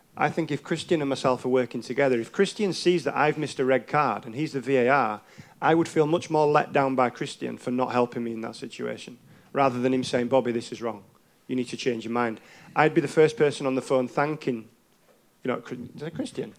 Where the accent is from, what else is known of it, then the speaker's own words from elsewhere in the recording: England, United Kingdom; as an English referee